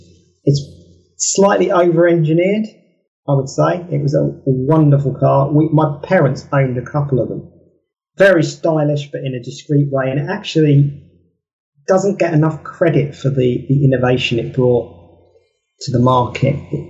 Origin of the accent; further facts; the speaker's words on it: Kent, South East England, United Kingdom; I'm from Kent in England, and they came from the middle of Kent.